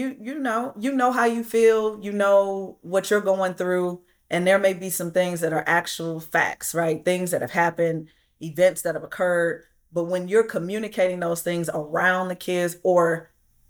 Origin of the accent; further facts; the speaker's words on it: Flint, Michigan, United States; I'm from Flint, Michigan, and I grew up the same way